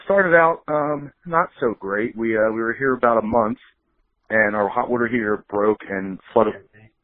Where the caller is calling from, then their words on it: Marlton, New Jersey, United States; Calling you from Marlton, New Jersey. That's where I live.